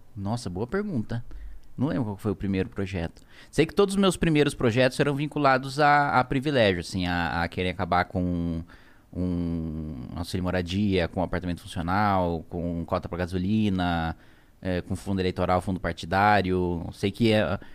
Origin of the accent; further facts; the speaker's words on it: Indaiatuba, São Paulo, Brazil; also born or lived in Salto, São Paulo; eu fui criado em Dayatuba, que é uma cidade do lado. Uhum. Tudo ali na região de Campinas